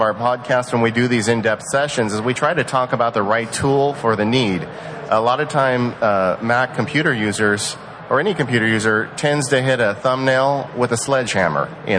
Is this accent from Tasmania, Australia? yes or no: yes; Tasmania, Australia; Tasmania, Australia.